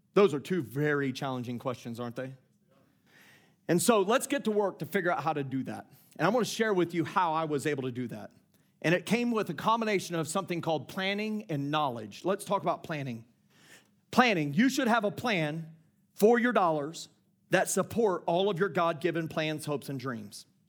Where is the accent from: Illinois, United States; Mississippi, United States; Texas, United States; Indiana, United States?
Indiana, United States; I grew up in Indiana